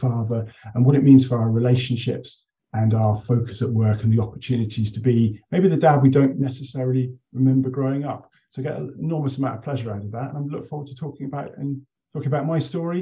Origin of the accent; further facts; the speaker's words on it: Taunton, South West England, United Kingdom; I grew up in Somerset in Taunton.